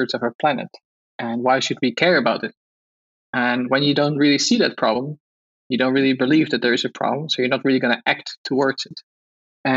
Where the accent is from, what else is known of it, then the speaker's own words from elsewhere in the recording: Netherlands; English is a second language; So I grew up in Holland. You've probably heard it from my accent